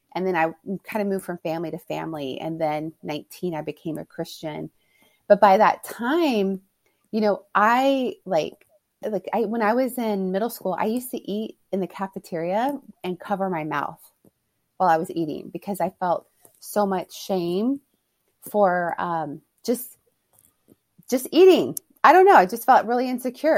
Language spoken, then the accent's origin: English; Houston, Texas, United States; moved away as an adult; now in California, United States; I'm born and raised in Texas, in Houston.